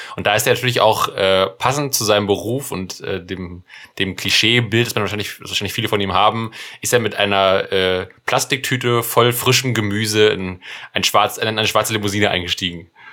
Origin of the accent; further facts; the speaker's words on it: Germany; als Deutscher